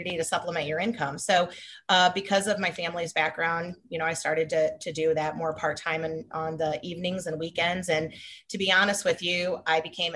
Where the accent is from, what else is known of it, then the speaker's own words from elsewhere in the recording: St. Charles, Missouri, United States; I grew up in St. Charles. I'm a lifelong St. Charles person, specifically 63301